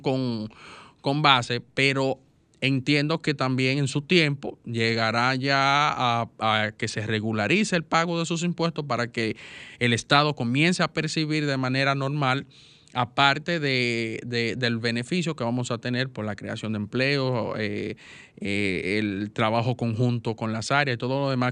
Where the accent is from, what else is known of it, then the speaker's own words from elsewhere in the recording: Dominican Republic; yo como dominicano